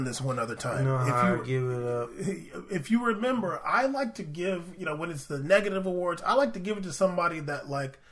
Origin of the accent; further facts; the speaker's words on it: United States; because we're American